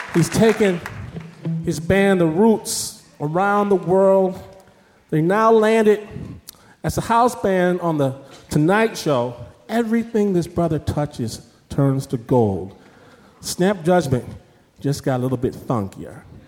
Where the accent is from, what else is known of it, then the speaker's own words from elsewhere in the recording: Detroit, Michigan, United States; the place of my birth, Detroit, Michigan.